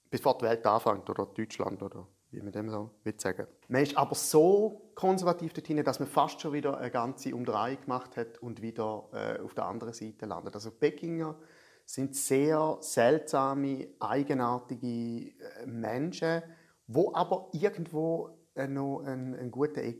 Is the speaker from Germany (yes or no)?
no; Schaffhausen, Switzerland; also born or lived in Thurgau; ich sehe mich eigentlich immer so als Schaffhauser Aszendent Thurgauer.